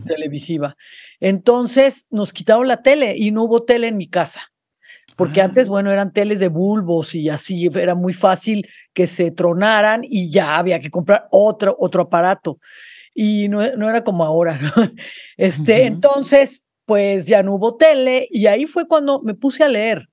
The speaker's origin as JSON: {"language": "Spanish", "region": "Mexico City", "country": "Mexico", "tie": "born or raised there", "said": "yo crecí en la Ciudad de México, yo soy de la Ciudad de México"}